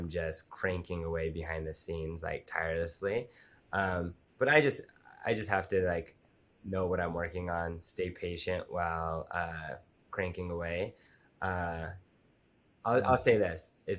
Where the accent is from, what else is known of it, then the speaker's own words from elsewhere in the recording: Utah, United States; I grew up in Utah and the place where I grew up in the mountains